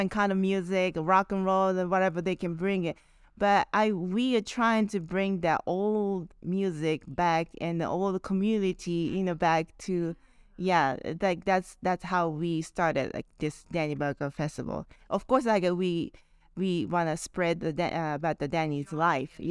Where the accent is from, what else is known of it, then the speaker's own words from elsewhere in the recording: Japan; English is a second language; now in New Orleans, United States; New Orleans is the first place I came from Japan and uh, how I got here was Actually, I was playing with my friends in Japan.